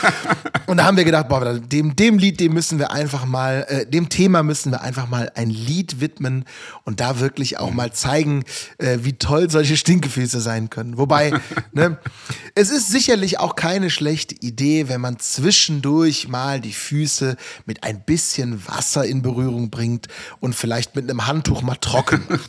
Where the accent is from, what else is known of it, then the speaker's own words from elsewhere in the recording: Rhineland, Germany; accent: Rhineland; Ich komme aus dem Rheinland, das hört man. Ne? Ich habe mit dem SCH so ein leichtes Problem.